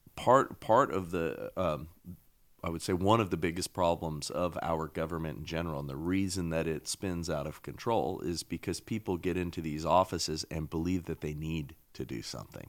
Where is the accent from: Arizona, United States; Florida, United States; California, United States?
California, United States; Southern; I grew up same time frame, and I grew up here in California, right? Southern California.